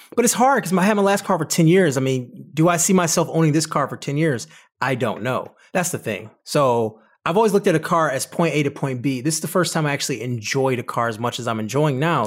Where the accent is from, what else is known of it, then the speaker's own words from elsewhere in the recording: Detroit, Michigan, United States; I'm from Detroit